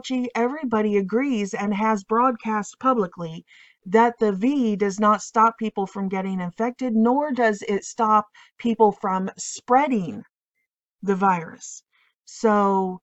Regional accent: Illinois, United States; I am from Illinois

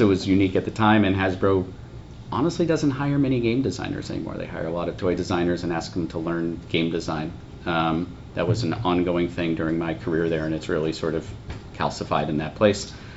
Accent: United States

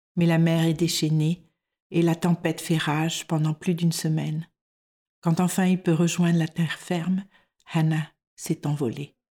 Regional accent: France; moved away as an adult; now in Denmark

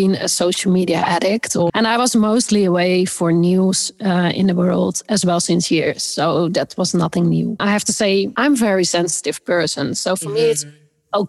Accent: Amsterdam, North Holland, Netherlands; my hometown Amsterdam

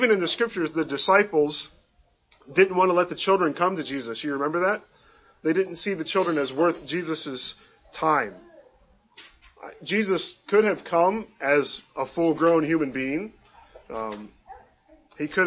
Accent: Cleveland, Ohio, United States; I was born and raised near Cleveland

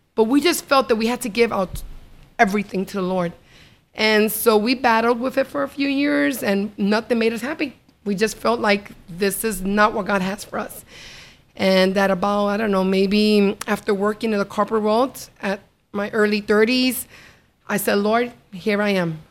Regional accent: New York, United States; I was brought up in New York

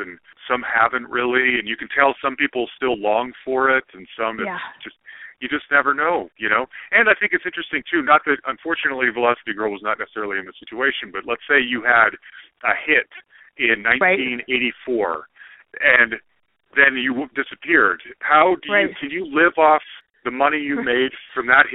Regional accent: Salt Lake City, Utah, United States; I grew up in Salt Lake City, and I grew up Mormon.

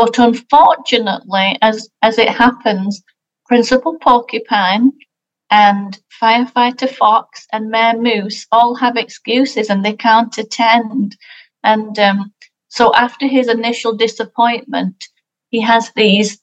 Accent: England, United Kingdom; moved away; I'm from England, and so we don't celebrate Thanksgiving in England

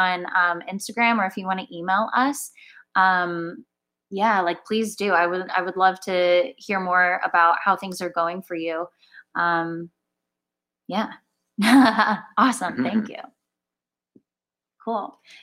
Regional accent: Orange County, California, United States; moved away as an adult; now in Los Angeles, United States; I am from Orange County, born and raised. Lived there my whole life

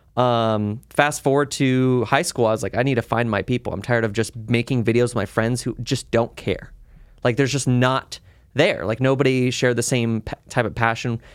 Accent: Las Vegas, Nevada, United States; Las Vegas locals always have different stories because I st, I grew up in the Northwest area

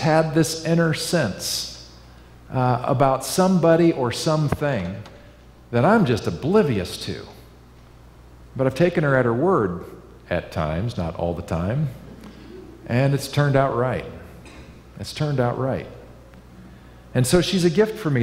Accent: Kansas, United States; now in Northern California, United States; I grew up in Kansas

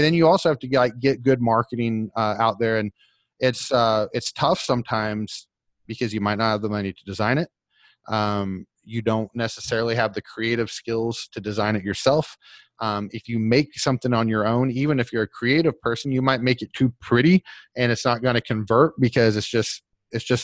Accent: Oklahoma, United States; I'm from Oklahoma

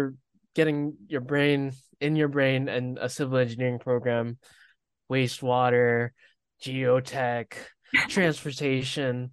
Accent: Florida, United States; moved away as an adult; also born or lived in Pennsylvania; I was born and raised in Florida

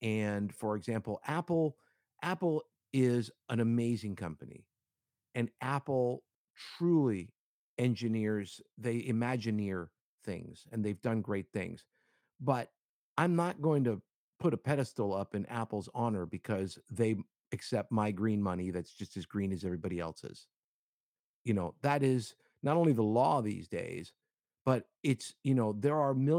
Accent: Cuba; I'm Hispanic. I'm Cuban, and I was raised and in the Latino community

